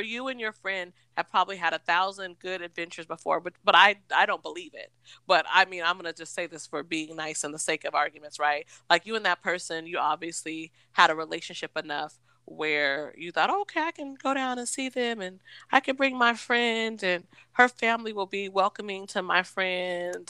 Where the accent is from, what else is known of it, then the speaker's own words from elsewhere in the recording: United States; moved away; also born or lived in East Coast; I'm from Washington